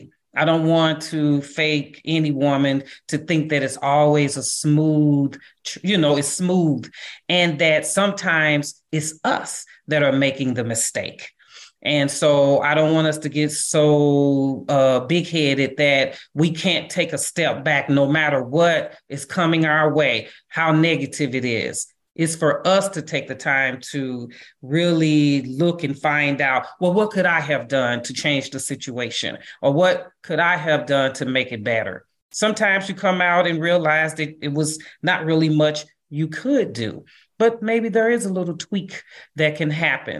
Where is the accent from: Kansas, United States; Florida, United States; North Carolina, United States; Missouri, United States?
Missouri, United States; St. Louis; I'm from St. Louis